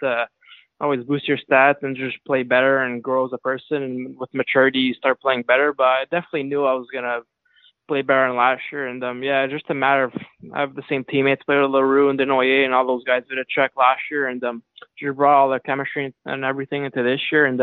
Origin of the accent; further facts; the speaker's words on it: Montreal, Quebec, Canada; also born or lived in New York City, United States; I was always from Montreal. I mean, I was born in Montreal.